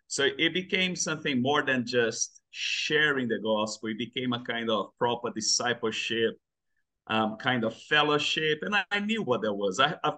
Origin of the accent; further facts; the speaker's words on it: Brazil; English is a second language; moved away as an adult; now in London, United Kingdom; So I'm from Brazil. I grew up there. I spent my whole childhood in Brazil. I grew up in a Christian home. But at the age of 15, I decided to leave the church.